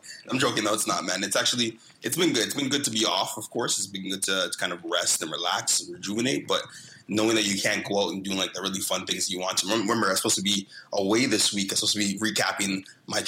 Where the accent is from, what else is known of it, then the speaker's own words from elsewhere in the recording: Brampton, Ontario, Canada; growing up in Brampton